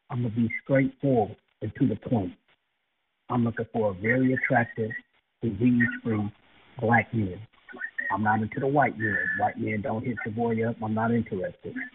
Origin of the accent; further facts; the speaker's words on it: West Coast, United States; also born or lived in Georgia; now in Atlanta, United States; I'm from the West Coast, but I live here now in Georgia.